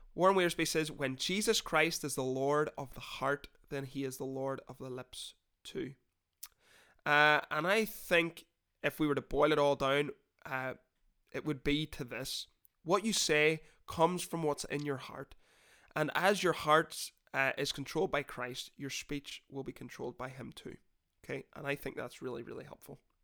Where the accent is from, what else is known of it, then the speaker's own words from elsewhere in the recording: Northern Ireland, United Kingdom; I'm not from Newcastle, sorry, quick note, from Northern Ireland.